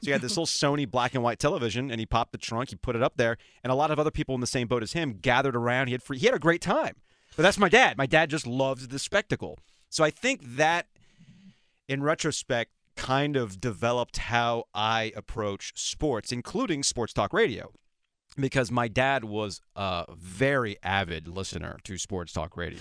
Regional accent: Boca Raton, Florida, United States; moved away; I grew up in Boca Raton, Florida

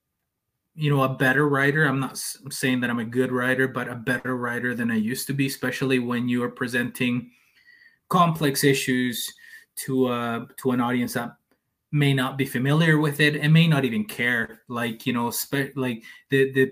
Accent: El Salvador; first language Spanish; English is a second language; also born or lived in Canada; like Salvadorans, we, most of us speak Spanish, and, you know, that's our first language

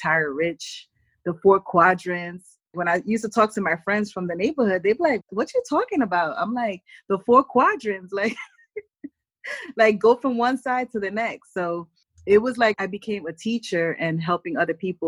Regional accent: New York City, New York, United States; grew up in the Bronx in an apartment building

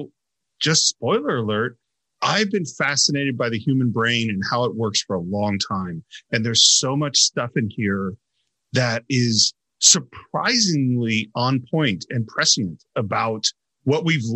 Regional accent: Bay Area, California, United States; being a native Californian, growing up in the Bay Area

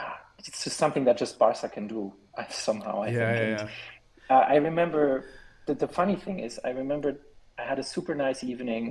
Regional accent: Switzerland; also born or lived in Germany; I'm living in Switzerland. I was born in Germany in 1997, but we've been living here in Switzerland for 17 years now.

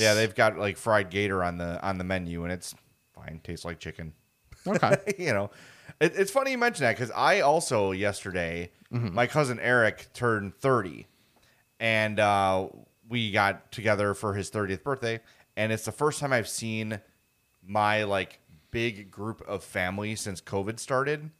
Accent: Chicago, Illinois, United States; born and raised on the South Side

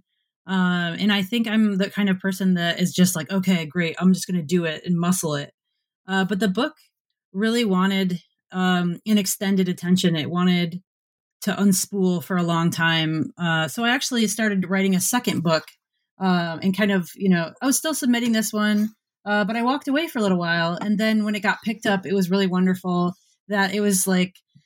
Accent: Michigan, United States; growing up in Michigan

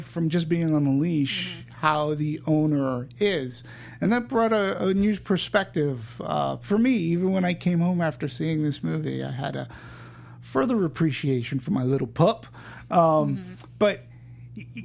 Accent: Peabody, Massachusetts, United States; in my neighborhood when I grew up in Peabody, Massachusetts

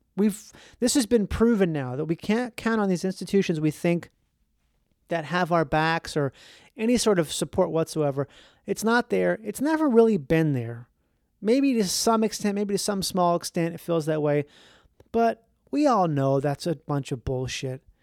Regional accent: Minnesota, United States; I grew up in Minnesota

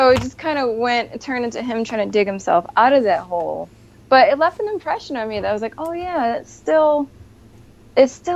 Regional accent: Scranton, Pennsylvania, United States; now in New York City, United States; I grew up in Scranton

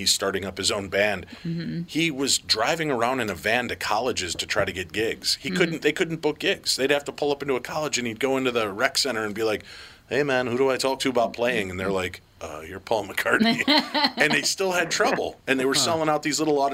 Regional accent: Chicago, Illinois, United States; moved away; I grew up in Chicago with the Bears

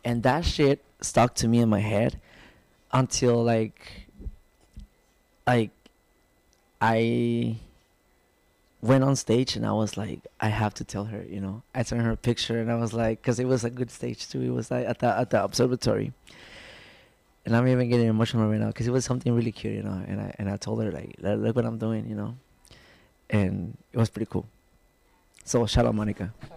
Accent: Tijuana, Baja California, Mexico; also born or lived in Guadalajara, Jalisco; I'm from Tijuana, Mexico. Um, I was born there, born and raised there.

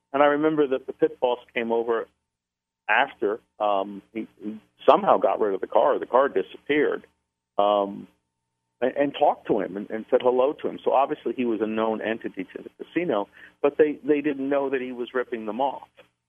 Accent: the New York area, United States; I'm from the New York area

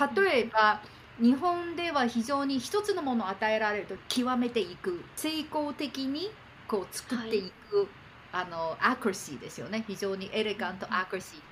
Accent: Beijing, China; Japanese is a second language; moved away; also born or lived in Japan; 中国で生まれて

